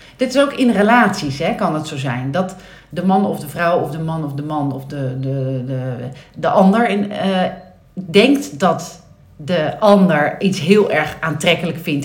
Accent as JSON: {"language": "Dutch", "town": "Nieuw-Vennep", "region": "North Holland", "country": "Netherlands", "tie": "born or raised there", "said": "ben ik opgegroeid in Nieuw-Vennep"}